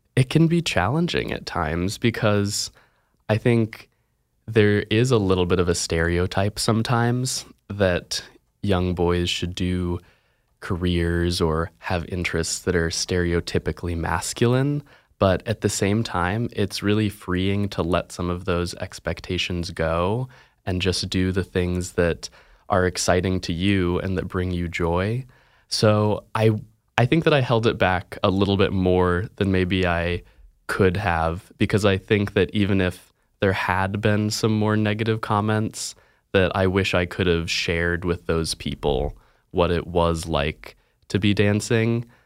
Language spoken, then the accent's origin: English; Virginia, United States; now in Oregon, United States; I'm from Virginia